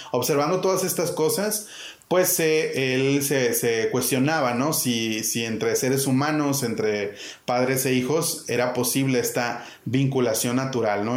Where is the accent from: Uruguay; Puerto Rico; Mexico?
Mexico; Monterrey, Nuevo León; moved away as an adult; now in Chiapas, Mexico; Yo soy originario de Monterrey